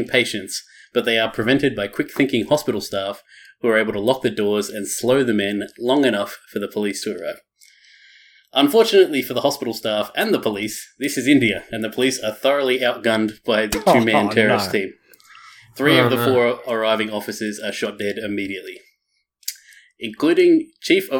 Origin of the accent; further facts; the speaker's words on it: Australia; being Australian